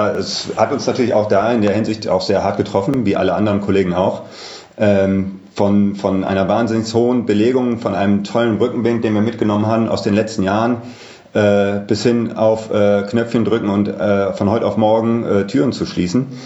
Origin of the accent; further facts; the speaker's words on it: Düsseldorf, North Rhine-Westphalia, Germany; born there; ich bin 43 Jahre alt, äh, gebürtig aus Düsseldorf, auch hier in Düsseldorf wohnt